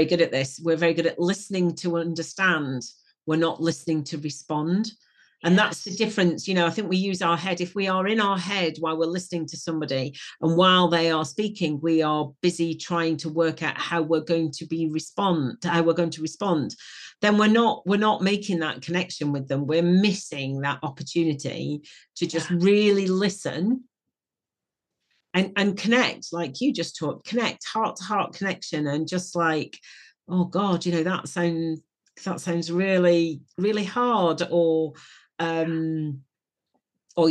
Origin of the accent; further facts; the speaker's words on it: Wigan, North West England, United Kingdom; I'm from Wigan. And if, you know, that's not going to mean anything to the audience outside the UK, but that's quite a, you know, tough mining, mining town up in the north of England. And, you know, we're all pretty tough